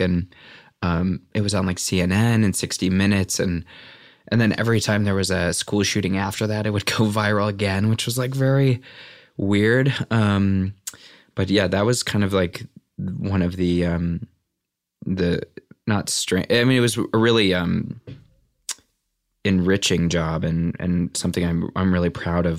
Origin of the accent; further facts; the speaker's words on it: Valparaiso, Indiana, United States; moved away; also born or lived in Chicago, Illinois; I'm from Valparaiso, Indiana.